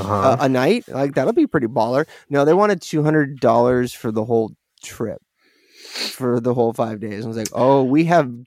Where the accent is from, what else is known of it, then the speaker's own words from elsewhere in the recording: California, United States; I'm from California.